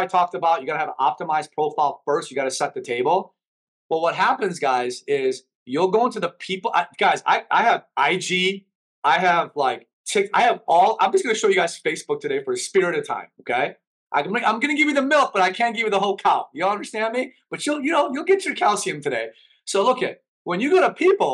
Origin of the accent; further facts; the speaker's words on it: Chicago, Illinois, United States; English is a second language; moved away as an adult; now in Miami, United States; I grew up in Chicago